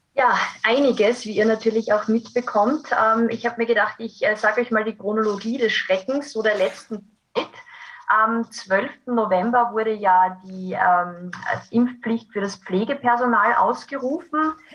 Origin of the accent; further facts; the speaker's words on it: Graz, Styria, Austria; hier nach Graz zu kommen. Das ist meine Heimatstadt.